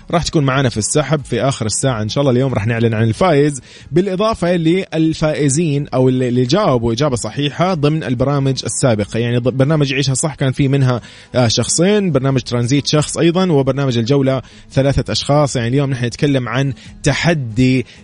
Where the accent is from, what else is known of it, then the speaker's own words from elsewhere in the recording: Riyadh, Riyadh Province, Saudi Arabia; من الرياض